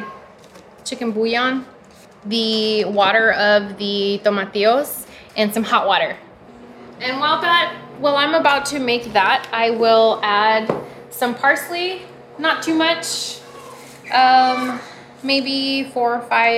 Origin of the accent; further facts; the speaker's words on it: South Texas, United States; I grew up in South Texas